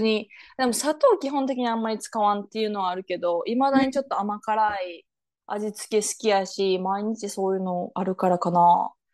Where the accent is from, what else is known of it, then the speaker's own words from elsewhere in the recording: Japan; moved away as an adult; 日本育ちの私たち